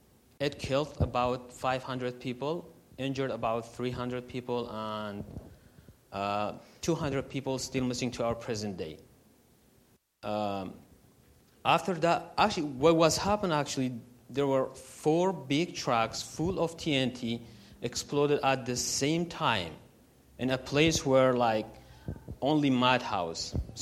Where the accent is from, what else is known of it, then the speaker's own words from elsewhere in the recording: Sinjar, Nineveh, Iraq; moved away as an adult; now in Lincoln, United States; I've been in Lincoln for 5 months now, and I grew up in Iraq, Sinjar, the north part of the country.